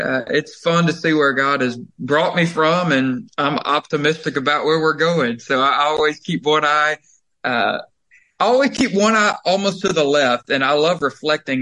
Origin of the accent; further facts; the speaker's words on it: Covington, Georgia, United States; moved away as an adult; also born or lived in Nashville, Tennessee; I was born and raised there in Covington